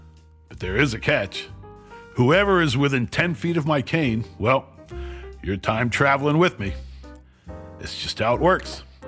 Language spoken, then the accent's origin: English; New Jersey, United States; my home state of New Jersey.